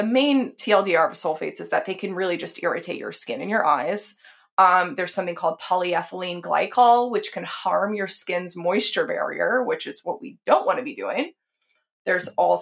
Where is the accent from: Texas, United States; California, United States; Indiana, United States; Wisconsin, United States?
Texas, United States; I grew up in Texas.